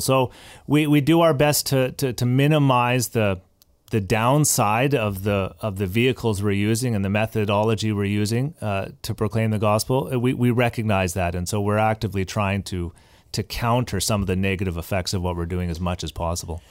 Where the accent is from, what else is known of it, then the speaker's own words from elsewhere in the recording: Abbotsford, British Columbia, Canada; I was, uh, born and raised in Abbotsford